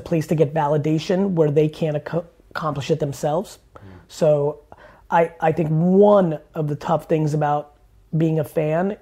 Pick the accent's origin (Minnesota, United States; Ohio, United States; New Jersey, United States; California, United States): New Jersey, United States; English is a second language; also born or lived in Soviet Union; I was born in the Soviet Union. I came to the U.S. as a young child, and when we moved to New Jersey